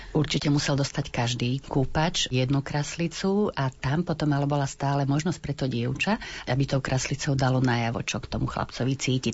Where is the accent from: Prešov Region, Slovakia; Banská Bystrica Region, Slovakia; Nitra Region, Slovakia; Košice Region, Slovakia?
Košice Region, Slovakia; Pozdišovce; od mojej starej mamy doma v Pozdyšovciach